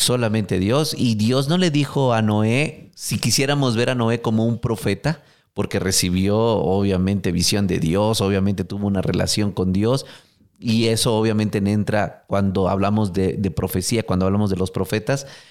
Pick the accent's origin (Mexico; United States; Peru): Mexico; como buen mexicano